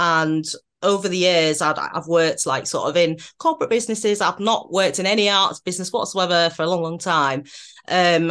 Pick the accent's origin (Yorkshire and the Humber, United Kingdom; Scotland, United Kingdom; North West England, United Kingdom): Yorkshire and the Humber, United Kingdom; moved away as an adult; also born or lived in London; now in Manchester, United Kingdom; originally I'm a Yorkshire girl and then I moved over to London to go to drama school.